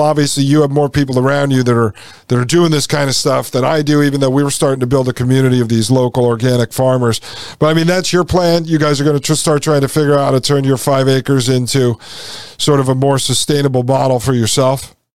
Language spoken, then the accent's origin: English; Connecticut, United States; when I grew up in Connecticut